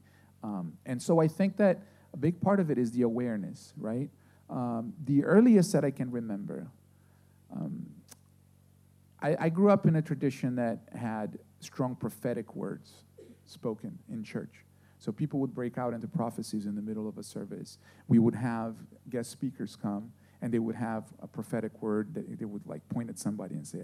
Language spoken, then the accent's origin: English; Brazil; moved away; I grew up in Brazil, and I went to this Adventist school